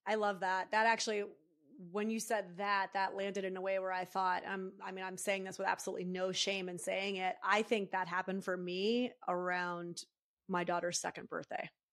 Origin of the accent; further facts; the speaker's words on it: Northeast, United States; now in San Francisco Bay Area, United States; I'm from the Northeast, I still have that, like, New Yorker kind of energy in me